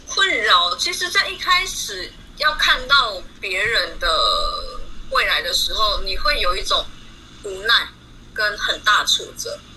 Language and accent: Chinese; Tainan, Taiwan; moved away as an adult; now in Taichung, Taiwan; 我是海南人，可是我现在人在台中居住工作